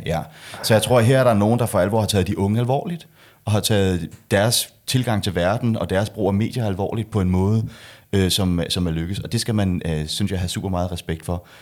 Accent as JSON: {"language": "Danish", "country": "Denmark", "said": "jeg er jo dansker"}